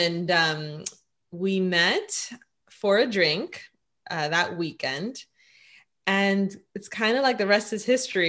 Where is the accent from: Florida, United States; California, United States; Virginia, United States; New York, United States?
Florida, United States; Miami; I was born and raised in Miami, Florida